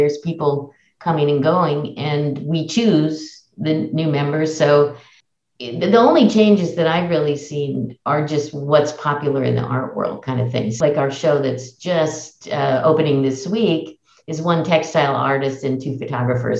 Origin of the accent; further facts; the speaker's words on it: Oakland, California, United States; also born or lived in Berkeley; I'm born and raised in Oakland and have lived in Oakland and Berkeley all my life